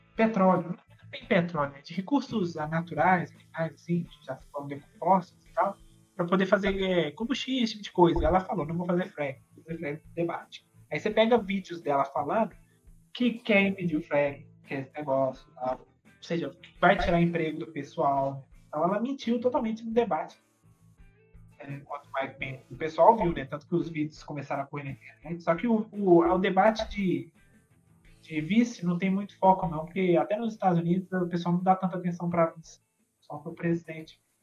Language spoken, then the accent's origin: Portuguese; Belo Horizonte, Minas Gerais, Brazil; nós que somos de Minas, né? De BH especificamente